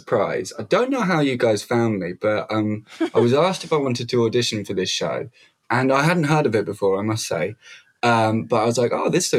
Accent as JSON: {"language": "English", "region": "London", "country": "United Kingdom", "moved": "yes", "lives_now": "Brighton, United Kingdom", "said": "So yeah, I'm from London. I live in a town outside London called Brighton"}